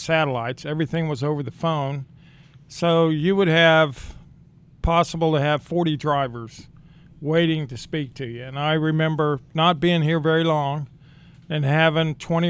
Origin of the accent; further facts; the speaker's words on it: Kansas, United States; now in Texas, United States; Originally, I'm from Kansas.